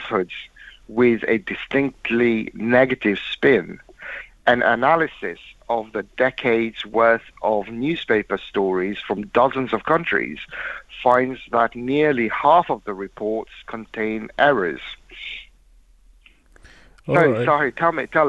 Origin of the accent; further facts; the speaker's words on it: London, United Kingdom; growing up near Fazl Mosque in London